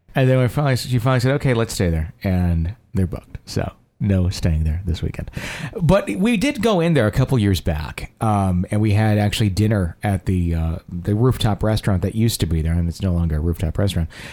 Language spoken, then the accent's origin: English; Fond du Lac, Wisconsin, United States; my hometown uh, in Fond du Lac, Wisconsin